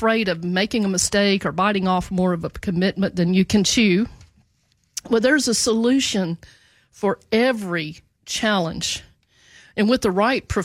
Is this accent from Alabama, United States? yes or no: no; Jackson, Tennessee, United States; now in Memphis, United States; we did grow up in the same town, and love that small town.